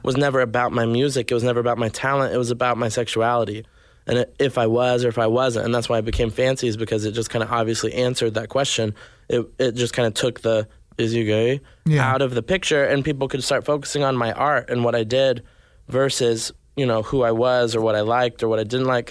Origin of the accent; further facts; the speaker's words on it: Arkansas, United States; also born or lived in Nashville, Tennessee; now in Los Angeles, United States; I grew up in Arkansas, then yeah. moved to Nashville, and then eventually came here